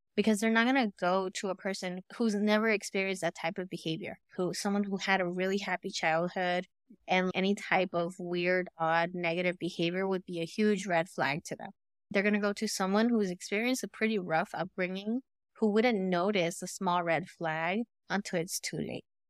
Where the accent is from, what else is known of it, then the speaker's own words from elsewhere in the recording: Los Angeles, California, United States; we grew up in Cali, okay, and we grew up in the hood, and I grew up